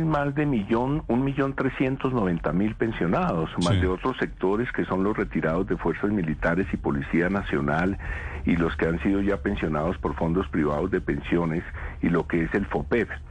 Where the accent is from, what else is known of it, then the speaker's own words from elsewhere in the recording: Colombia; como colombiano, como demócrata